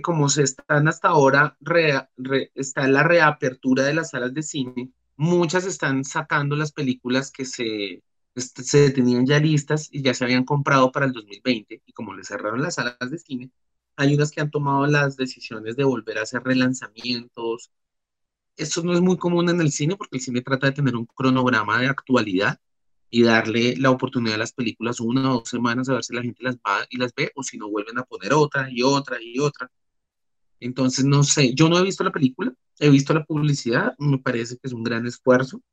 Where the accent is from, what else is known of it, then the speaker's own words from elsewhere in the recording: Colombia; nosotros nacimos en Colombia.